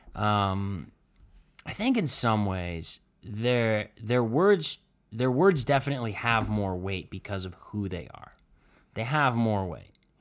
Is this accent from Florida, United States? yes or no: no; Cleveland, Ohio, United States; we grew up in Cleveland here